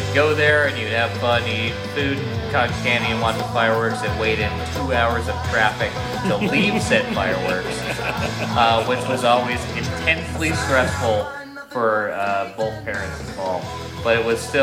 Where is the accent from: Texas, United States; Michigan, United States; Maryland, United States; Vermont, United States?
Vermont, United States; even though the whole family was in Boston and everything like that, like, I was raised in Vermont